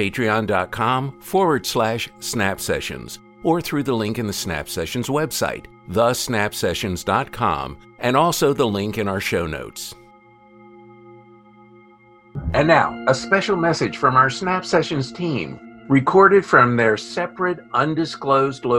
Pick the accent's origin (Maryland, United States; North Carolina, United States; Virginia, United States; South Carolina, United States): Maryland, United States; the Maryland suburbs, United States; I watched it as a 15-year-old in our neighborhood movie palace growing up in the Maryland suburbs